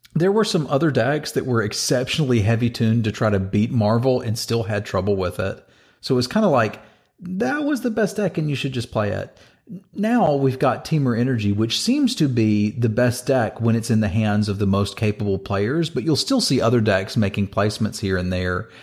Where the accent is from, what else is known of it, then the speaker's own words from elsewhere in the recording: Northern Virginia, United States; I played at them in my hometown. Here in Northern Virginia, I played at G P D C